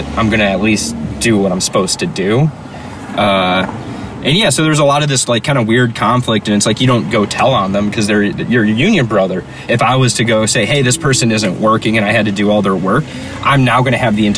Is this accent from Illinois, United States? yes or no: yes; Chicago, Illinois, United States; I'm from Chicago